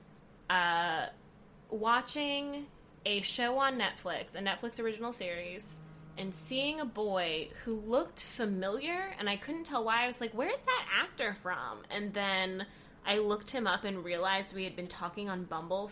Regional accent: Dallas-Fort Worth area, Texas, United States; moved away as an adult; also born or lived in Austin, Texas; now in Los Angeles, United States; we're both from the Dallas-Fort Worth area

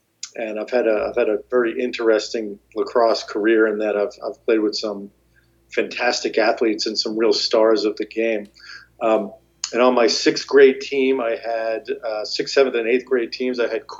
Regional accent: Malverne, New York, United States; moved away; I grew up in Malvern, Long Island, the south shore of Long Island, and I like to say the wrong side of the tracks from Garden City.

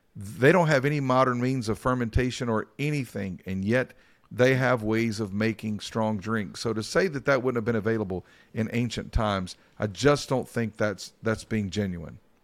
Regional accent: Mount Airy, North Carolina, United States; when I was a kid, I grew up in Mount Airy, North Carolina.

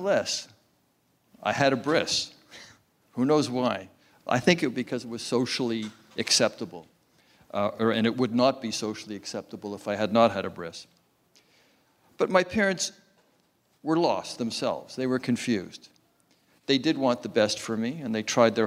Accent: Montreal, Quebec, Canada; I grew up in Montreal

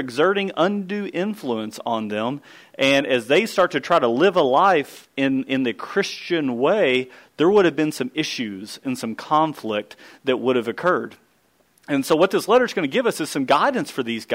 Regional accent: Kentucky, United States; I grew up in Kentucky.

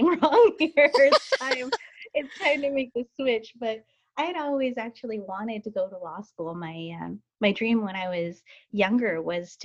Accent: Salt Lake City, Utah, United States; now in Portland, United States; I was born and raised in Salt Lake City, Utah

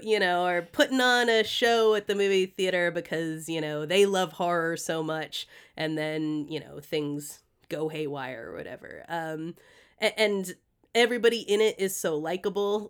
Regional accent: Greenfield, Massachusetts, United States; the street that I grew up on in Massachusetts

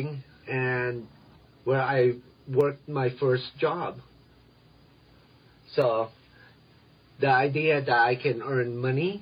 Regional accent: Reno, Nevada, United States; English is a second language; moved away as an adult; also born or lived in Philippines; now in Denver, United States; growing up in Reno, Nevada

